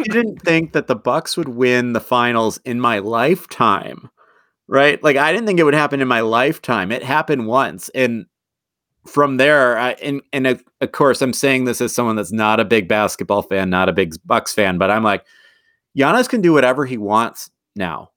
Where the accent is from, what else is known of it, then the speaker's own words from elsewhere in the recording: Southern Wisconsin, United States; I'm from Southern Wisconsin